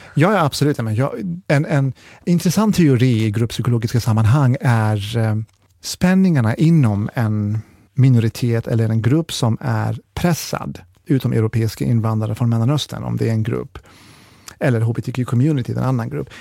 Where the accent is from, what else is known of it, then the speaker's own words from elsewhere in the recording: Jönköping, Jönköping County, Sweden; vi är från Jönköping